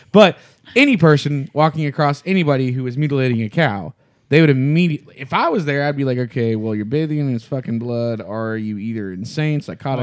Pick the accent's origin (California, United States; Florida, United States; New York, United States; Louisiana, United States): Louisiana, United States; I'm from Louisiana